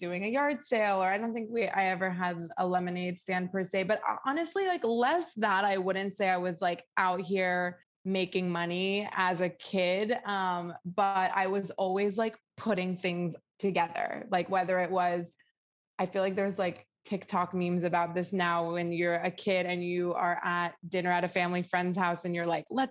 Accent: Northern Virginia, United States; moved away; I grew up in the DC area in Northern Virginia.

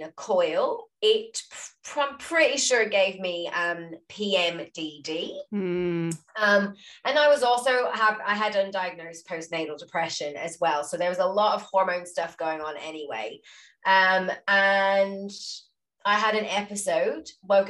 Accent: Louisiana, United States; I'm from Louisiana

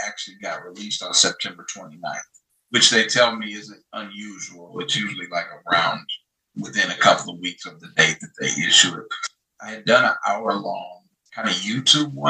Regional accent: St. Louis, Missouri, United States; I'm from St. Louis.

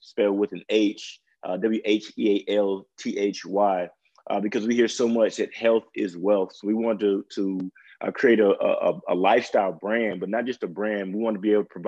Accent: Jackson, Mississippi, United States; now in Dallas, United States; I'm from Jackson, Mississippi. Well, Floyd, Mississippi, but Jackson, Mississippi. And moved out to Dallas, Texas.

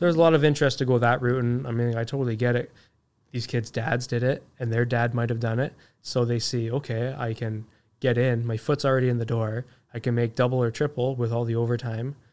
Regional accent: Toronto, Ontario, Canada; moved away; also born or lived in Ajax, Ontario; I grew up in Scarborough. It, there's a reason why my mom moved us out of there, right?

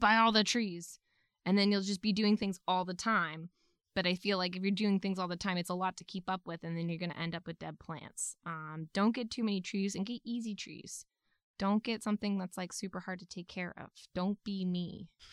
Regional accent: New England, United States; I'm from New England

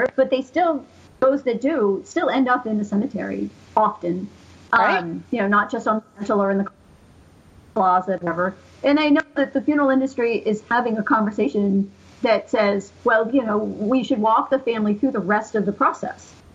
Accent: Central Massachusetts, United States; I grew up around here. I grew up in Central Mass

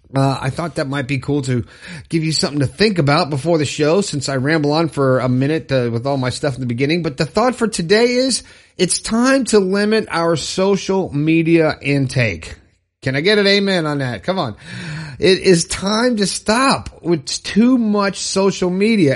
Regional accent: Fort Lauderdale, Florida, United States; Orlando, Florida, my home state. I'm from Fort Lauderdale.

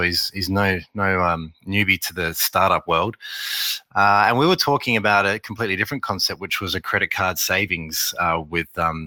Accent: Australia; accent: Australian; also born or lived in Beijing, China / Shanghai, China / New York, United States; my accent that I'm Australian

